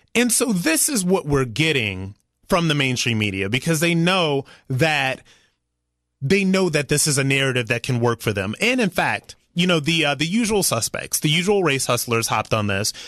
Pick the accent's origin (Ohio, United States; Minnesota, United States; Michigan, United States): Ohio, United States; I am from Ohio. I'm proud to be from Ohio. Ohio gave me my values.